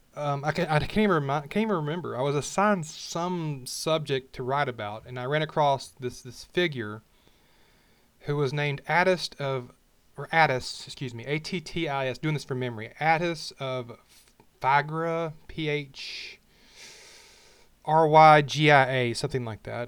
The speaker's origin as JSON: {"language": "English", "region": "Alabama", "country": "United States", "tie": "born or raised there", "said": "I was born and raised, if you can say that, I raised myself, but in Alabama, the middle of the Bible Belt"}